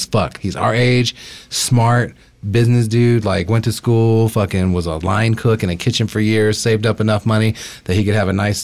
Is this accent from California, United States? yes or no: no; Texas, United States; now in Salt Lake City, United States; growing up in Texas